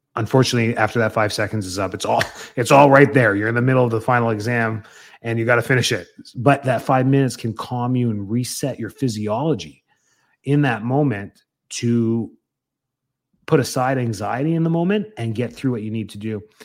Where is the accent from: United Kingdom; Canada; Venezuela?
Canada; now in Tampa, United States; being Canadian